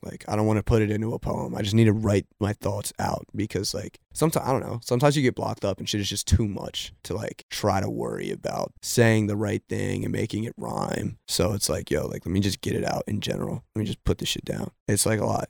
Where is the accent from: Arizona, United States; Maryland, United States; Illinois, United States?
Maryland, United States; we're both from Maryland